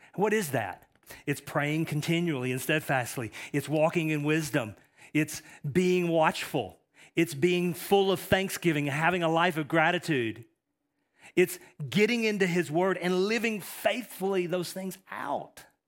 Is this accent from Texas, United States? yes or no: yes; East Texas, United States; I'm from East Texas